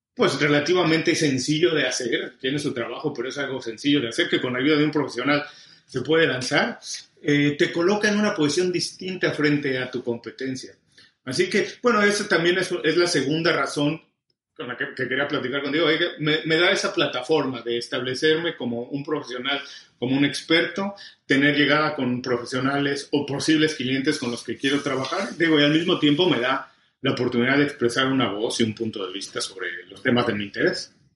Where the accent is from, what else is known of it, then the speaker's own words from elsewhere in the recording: Mexico; moved away as an adult; also born or lived in Mexico City; now in Miami, United States; soy mexicano, tengo 12 años viviendo en Miami